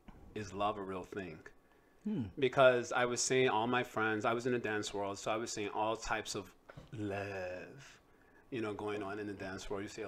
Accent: Chicago, Illinois, United States; I'm from Chi-Town. Grew up in the sort of bad part of Chi-Town until I was five

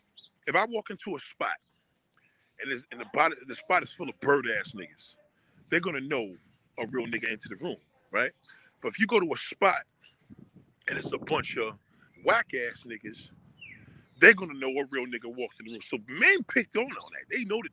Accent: Brooklyn, New York, United States; I'm a masculine man. I'm from Brooklyn Heights.

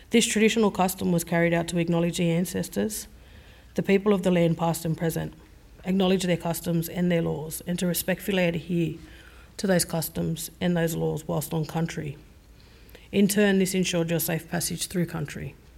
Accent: Sydney, New South Wales, Australia; I was born on Gadigal land and I am a descendant of multiple Sydney coastal clan groups

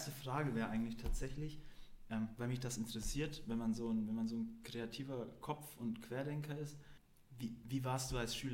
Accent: Bavaria, Germany; Nee, ich bin aus dem Allgäu

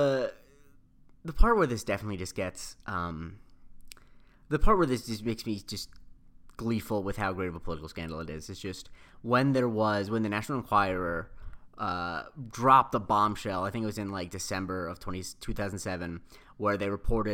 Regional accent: Florida, United States; my hometown

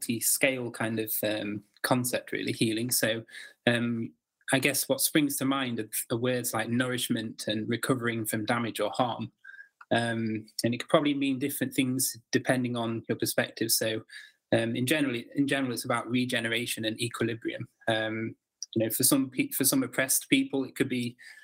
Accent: Derbyshire, Peak District, East Midlands, United Kingdom; I grew up in Derbyshire in the Peak District area of England

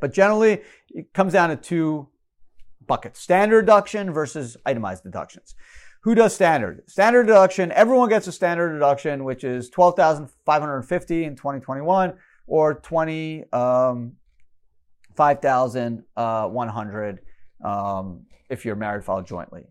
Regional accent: Canada; moved away; I grew up in Canada.

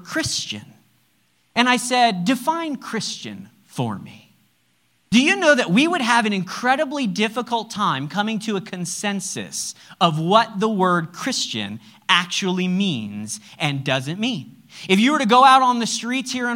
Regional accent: United States; I'm American

